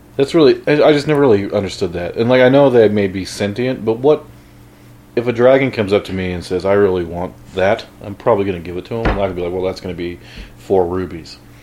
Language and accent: English; Midwest, United States; I'm from the Midwest